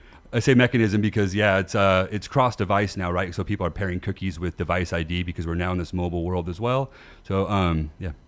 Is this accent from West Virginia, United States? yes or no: no; Bountiful, Utah, United States; also born or lived in Southern California / Las Vegas; I grew up in Utah in, uh, in Bountiful